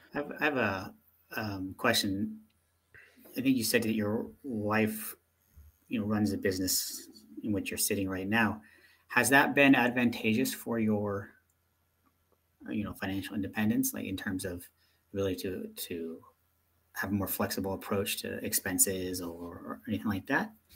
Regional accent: United States; moved away; being an American

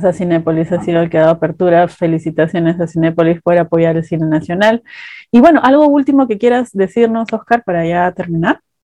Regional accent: Peru; como peruanos

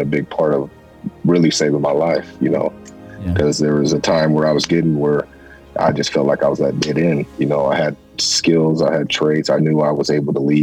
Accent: Stockton, California, United States; I grew up in Stockton, California

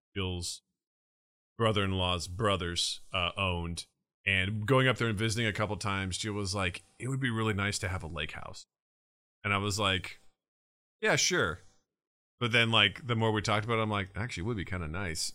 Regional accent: Kirksville, Missouri, United States; moved away as an adult; growing up in Kirksville, I mean, I kinda knew our neighbors

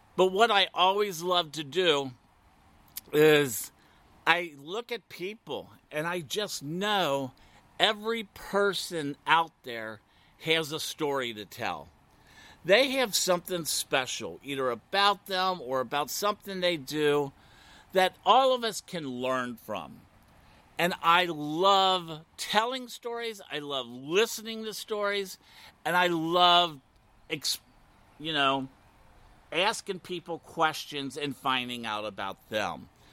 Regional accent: Midwest, Ohio, United States; now in Wilton Manors, United States; I was born and raised in the Midwest

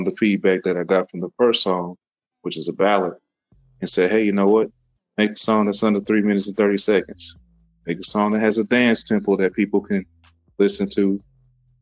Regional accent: Lincoln, Nebraska, United States; I was born in Lincoln, Nebraska.

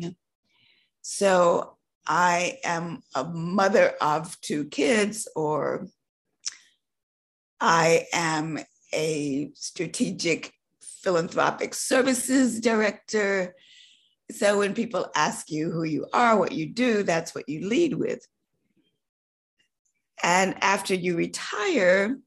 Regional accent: North Carolina, United States; Growing up in North Carolina in a tobacco growing farm, my first job was, I would say, barning tobacco. So I was a country girl

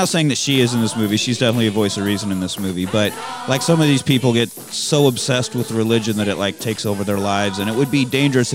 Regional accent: Beloit, Kansas, United States; Was basically one band growing up in Beloit, Kansas.

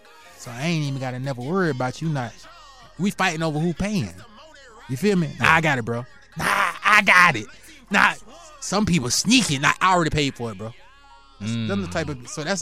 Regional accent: Carolina, United States; You know, I'm from Carolina.

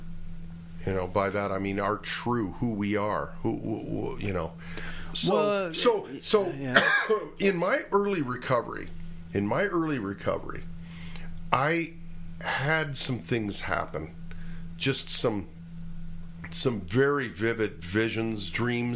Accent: United States; I'm American

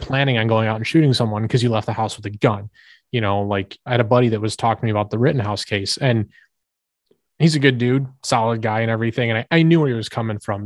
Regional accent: United States; as an American

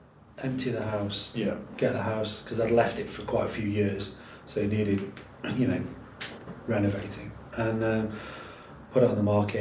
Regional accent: Stoke-on-Trent, West Midlands, United Kingdom; moved away as an adult; also born or lived in London; So I'd been back in Stoke for a few months.

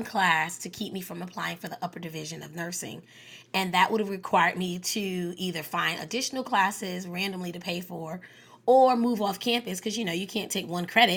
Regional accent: New York City, New York, United States; born or raised there; also born or lived in Pantego, North Carolina; now in North Carolina, United States

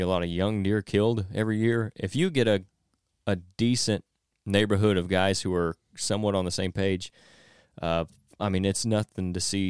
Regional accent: Illinois, United States; Southern Illinois.

